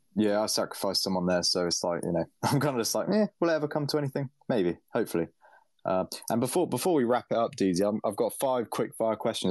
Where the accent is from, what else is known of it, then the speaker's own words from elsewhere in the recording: United Kingdom; as a Brit